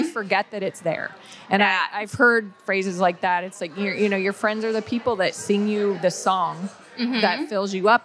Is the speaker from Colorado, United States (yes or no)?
yes; Colorado, United States; Growing up in Colorado